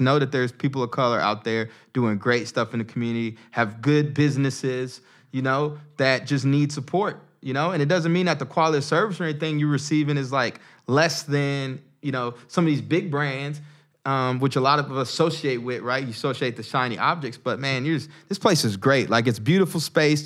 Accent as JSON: {"language": "English", "region": "the South", "country": "United States", "tie": "born or raised there", "moved": "as an adult", "lives_now": "Newark, United States", "said": "I grew up in the South."}